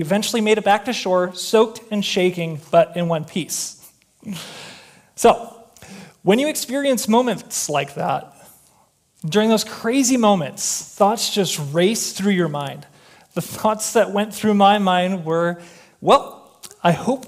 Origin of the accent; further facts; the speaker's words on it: Chicago, Illinois, United States; now in Minnesota, United States; I'm from Chicago